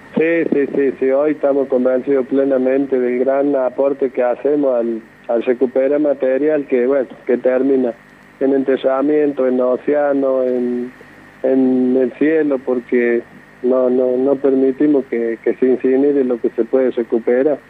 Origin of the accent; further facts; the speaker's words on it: Córdoba, Argentina; aquí nací yo en la Villa La Lonja y bueno, hasta el día de hoy pienso estar acá eternamente